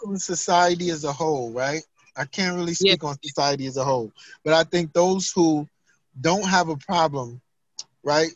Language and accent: English; New York, United States; Growing up in New York